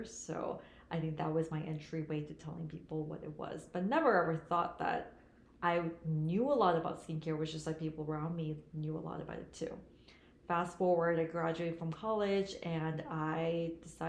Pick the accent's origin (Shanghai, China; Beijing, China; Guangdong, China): Shanghai, China; also born or lived in South Korea; now in United States; I was born in Korea, but raised in China. Both my parents are Korean, but given the culture, you know, I grew up in Korea and Shanghai